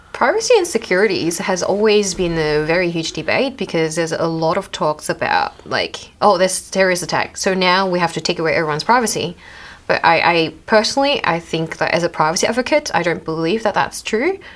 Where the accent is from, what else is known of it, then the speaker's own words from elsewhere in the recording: Australia; accent: Australian; my Australian accent